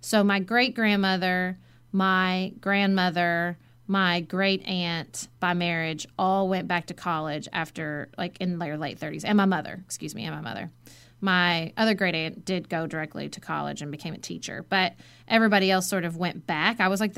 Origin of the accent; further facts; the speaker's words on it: Western Kentucky, United States; I grew up in Western Kentucky, obviously.